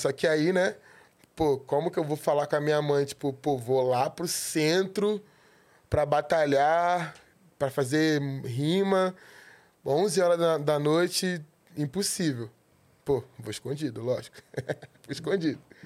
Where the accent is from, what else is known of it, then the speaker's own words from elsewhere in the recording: Rio de Janeiro, Brazil; eu nasci no centro do Rio